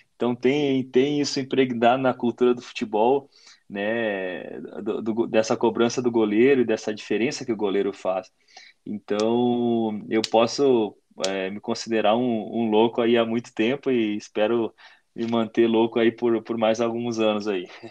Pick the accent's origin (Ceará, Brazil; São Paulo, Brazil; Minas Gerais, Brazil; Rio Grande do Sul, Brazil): Rio Grande do Sul, Brazil; near Caxias do Sul; moved away as an adult; mais perto né, da, da, das minhas origens, né, perto da, da, da minha terra